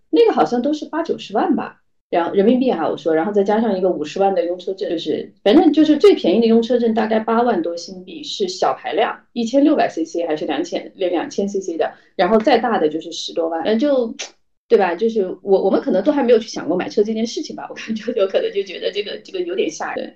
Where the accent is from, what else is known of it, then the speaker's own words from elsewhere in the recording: Chongqing, China; now in Singapore; 我是重庆人，我是，我是一个吃，典型的四川胃